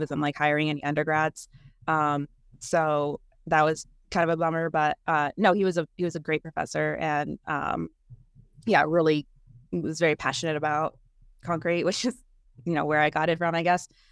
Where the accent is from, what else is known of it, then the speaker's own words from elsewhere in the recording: California, United States; I grew up in California